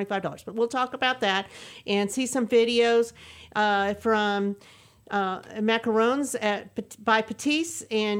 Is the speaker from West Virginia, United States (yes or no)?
no; Burbank, California, United States; now in Montgomery County, Texas, United States; I'm originally a California girl